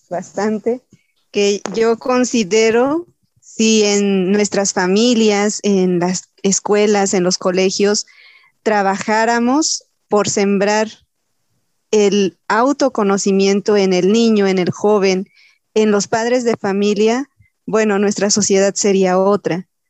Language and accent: Spanish; Mexico; tenemos como cultura mexicana